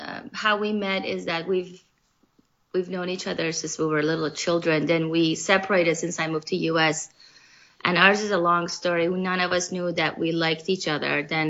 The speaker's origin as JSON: {"language": "English", "country": "Iran", "moved": "yes", "lives_now": "Southern California, United States", "said": "We're both from Iran, but I moved to the United States back in 84, so I've been here a long time."}